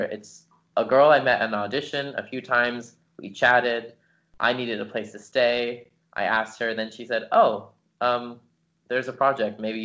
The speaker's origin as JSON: {"language": "English", "town": "Los Angeles", "region": "California", "country": "United States", "tie": "born or raised there", "moved": "yes", "said": "I grew up in Los Angeles"}